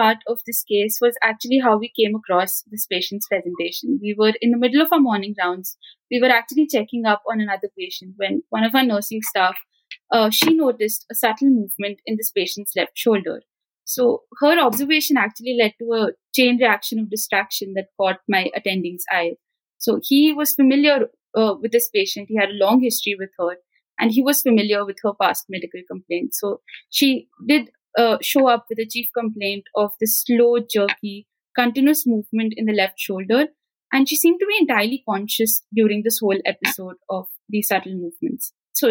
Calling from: Punjab, India; It's actually evening where I'm from. I'm talking from Punjab, the northern part of India.

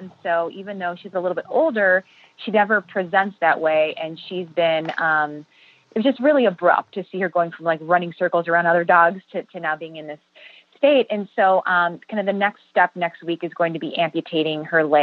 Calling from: Chicago, Illinois, United States; I'm calling in from Chicago.

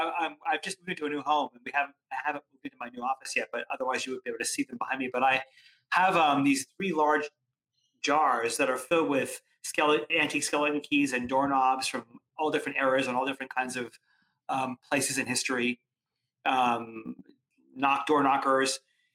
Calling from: Connecticut, United States; I am actually coming from just outside New York City in suburban Connecticut.

